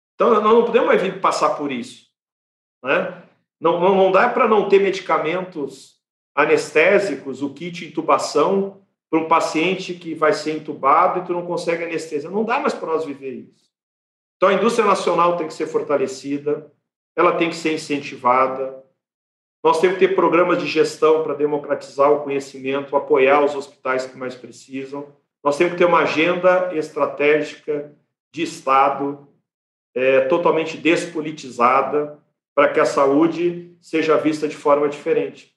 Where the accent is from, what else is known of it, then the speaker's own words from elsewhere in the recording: Brazil; como brasileiros